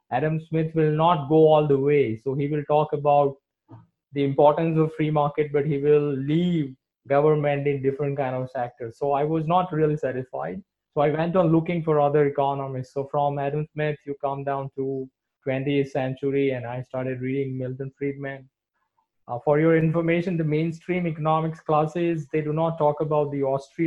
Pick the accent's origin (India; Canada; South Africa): India; Surat, Gujarat; I am from Surat, which is a state, a financial capital of Gujarat state